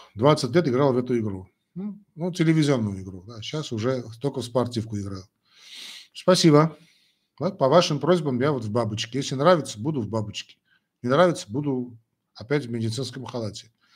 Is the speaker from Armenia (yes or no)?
yes; Armenia; first language Armenian; Russian is a second language; я армянин, родился в Советском Союзе. Значит, э, понятно, что армянский язык для меня родной язык, а что касается русского языка, это мой второй родной язык